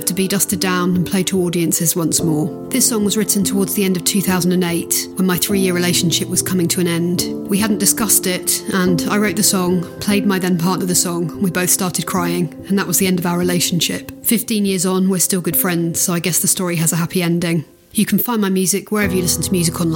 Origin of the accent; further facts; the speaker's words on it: Suffolk, East of England, United Kingdom; also born or lived in South London; now in London, United Kingdom; I'm originally from Suffolk and I'm now based in South London